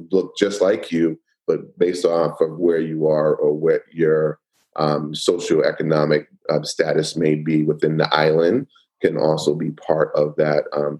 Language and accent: English; Queens, New York, United States; born there; also born or lived in Miami; I was born in Queens, New York. Moved to, you know, Florida, lived in Little Haiti for a little while in Miami, Florida.